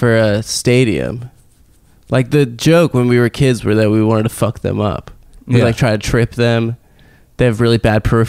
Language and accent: English; West Coast, United States; moved away; I'm from the West Coast